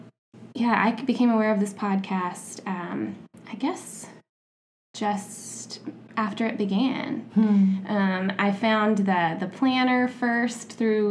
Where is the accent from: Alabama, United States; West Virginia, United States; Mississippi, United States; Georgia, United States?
Alabama, United States; also born or lived in Tampa, Florida / San Jose, California; now in Nashville, United States; I live in Nashville, Tennessee. I've lived there going on 2 years now. I'm originally from Alabama, mm-hmm. And then I moved to Nashville by way of Tampa, Florida, and then San Jose, California, and I've been there a couple years, and I'm really loving living there.